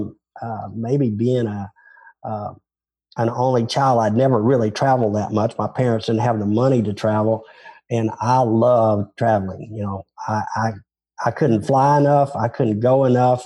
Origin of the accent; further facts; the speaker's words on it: Memphis, Tennessee, United States; accent: Southern; I'm not from Texas. I'm from Tennessee